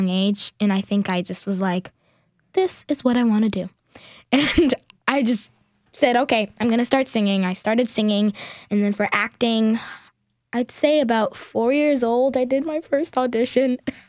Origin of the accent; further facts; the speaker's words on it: Newark, New Jersey, United States; moved away; also born or lived in Union, New Jersey; I'm originally from Newark, New Jersey, and I moved to Union, New Jersey.